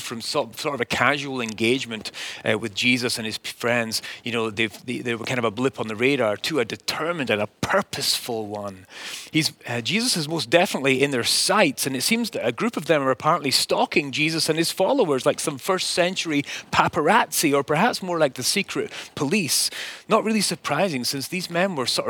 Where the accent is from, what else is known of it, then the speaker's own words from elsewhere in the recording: Scotland, United Kingdom; as a child growing up in Scotland